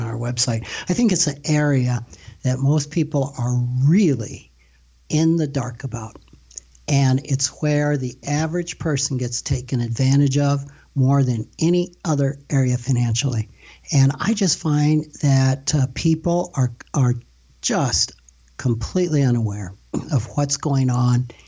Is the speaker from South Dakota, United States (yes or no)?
yes; Rapid City, South Dakota, United States; I've born and raised in Rapid City, South Dakota